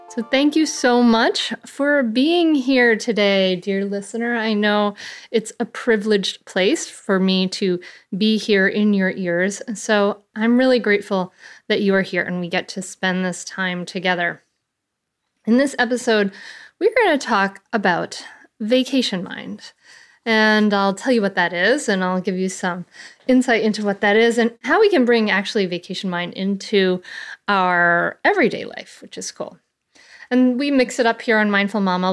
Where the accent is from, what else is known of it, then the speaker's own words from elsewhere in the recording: Bristol, Rhode Island, United States; I grew up in a little town called Bristol, Rhode Island